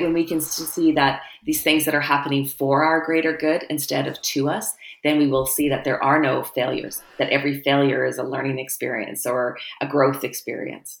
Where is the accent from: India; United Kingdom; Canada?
Canada; as a Canadian